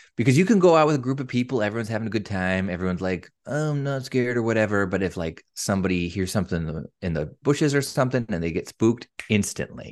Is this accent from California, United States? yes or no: no; Eastern Washington, United States; moved away as an adult; now in Tacoma, United States; I'm from Eastern Washington.